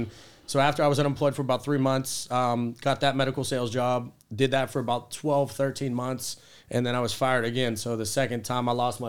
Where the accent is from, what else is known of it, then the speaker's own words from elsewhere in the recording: Finleyville, Pennsylvania, United States; I grew up in the South Hills in a small town, Finleyville.